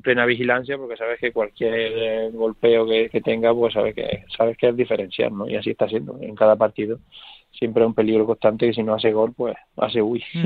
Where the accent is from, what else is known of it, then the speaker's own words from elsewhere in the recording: Córdoba, Andalusia, Spain; moved away; Córdoba es el equipo donde, donde crecí, el equipo de, de mi tierra